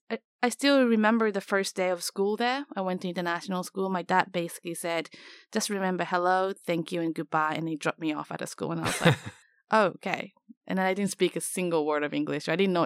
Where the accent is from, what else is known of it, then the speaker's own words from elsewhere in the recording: Tanzania; East Africa, mainly Tanzania.